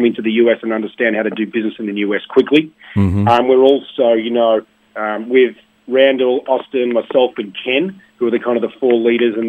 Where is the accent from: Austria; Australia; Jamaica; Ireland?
Australia; Melbourne, Victoria; I grew up in the Sandbelt area, so if you know the Royal Melbourne Golf Club, I used to sneak on there on Christmas Day